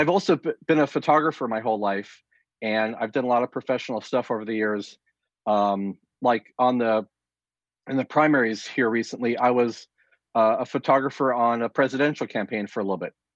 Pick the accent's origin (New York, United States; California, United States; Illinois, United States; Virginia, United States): California, United States; Southern; I grew up here in Southern California